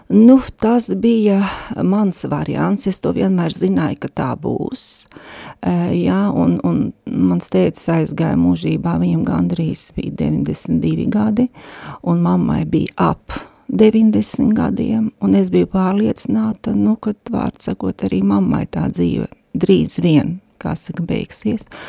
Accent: Daugavpils, Latgale, Latvia; moved away as an adult; now in Riga, Latvia; es esmu dzimusi Daugavpilī un līdz 19 gadu vecumam esmu dzīvojusi tur

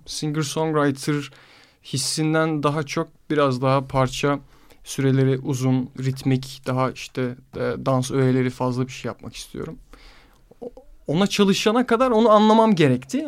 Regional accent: Istanbul, Turkey; Yarımada'da büyüdüm. Böyle çocukluğum hep arka o sokakların kıvrımlarını keşfederek falan geçti.

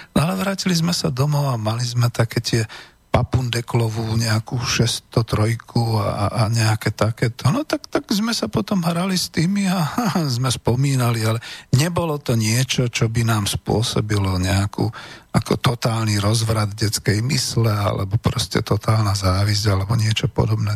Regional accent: Bratislava, Bratislava Region, Slovakia; ja som bratislavčan, čiže na krásnom modrom Dunaji pod hradom

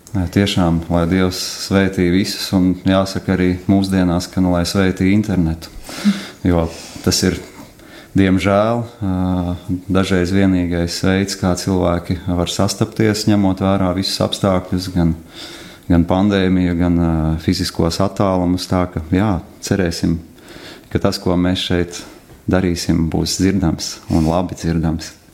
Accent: Latgale, Latvia; moved away; mēs šeit, šajā telpā klātesošie, visi esam no Latgales.

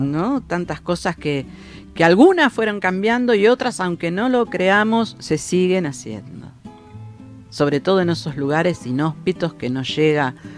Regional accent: Argentina

